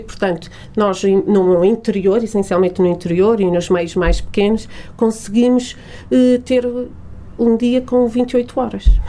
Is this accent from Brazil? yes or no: no; Portugal; also born or lived in Lisbon; Nós, portugueses, somos muito bairristas